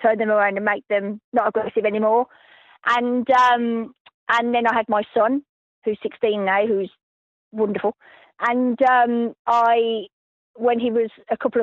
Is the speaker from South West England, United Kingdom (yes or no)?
yes; Somerset, South West England, United Kingdom; I'm from Somerset in the UK, the west of England.